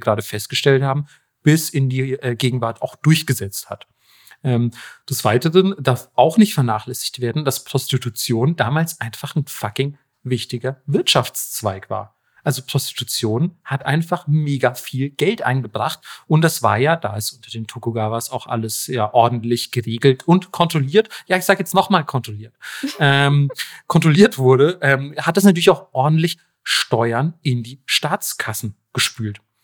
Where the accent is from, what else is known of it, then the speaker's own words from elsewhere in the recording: Germany; nicht als Deutscher